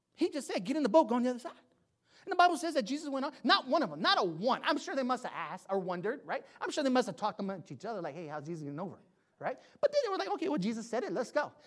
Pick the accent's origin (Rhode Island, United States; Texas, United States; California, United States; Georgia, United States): California, United States; San Jose; I'm from the east side of San Jose. I'm from King and Story